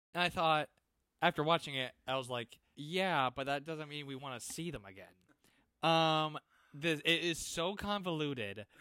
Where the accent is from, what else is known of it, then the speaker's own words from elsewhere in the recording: Iowa, United States; I grew up in Iowa, like, small towns